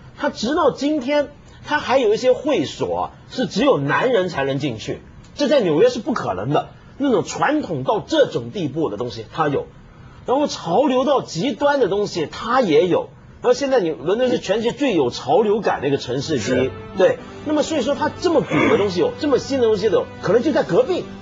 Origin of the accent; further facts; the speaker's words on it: Hong Kong; 我香港人啊